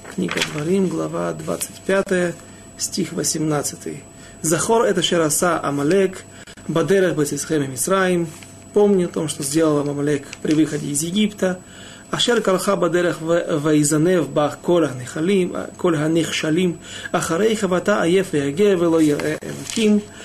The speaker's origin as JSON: {"language": "Russian", "country": "Ukraine", "said": "я не из Молдавии, а с Украины"}